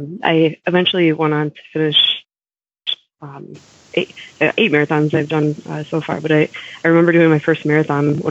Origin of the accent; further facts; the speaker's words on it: Minnesota, United States; now in Wisconsin, United States; I grew up, I grew up in Minnesota, and we lived like a half hour away from Iowa and a half hour away from Wisconsin